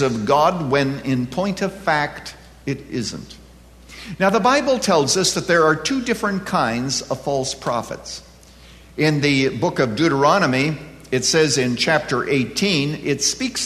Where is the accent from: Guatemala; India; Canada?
Canada; now in United States; I was born and reared in Canada